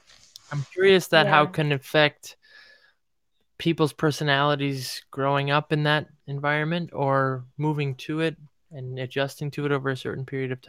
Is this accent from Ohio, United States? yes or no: yes; Cleveland, Ohio, United States; now in New York, United States; I'm from Ohio, Cleveland, which is also has four seasons.